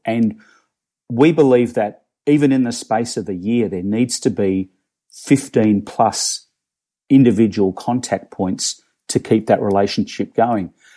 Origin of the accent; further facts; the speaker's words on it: Melbourne, Victoria, Australia; moved away as an adult; now in Toronto, Canada; I'm originally from Melbourne, Australia. Um, long story short, I live, I live here in, in Toronto, in Canada